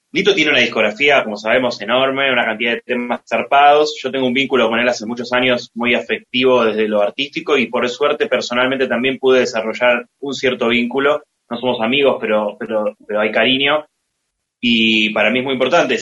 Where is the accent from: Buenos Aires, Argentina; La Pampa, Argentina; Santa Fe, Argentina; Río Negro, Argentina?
Buenos Aires, Argentina; somos de Villa Crespo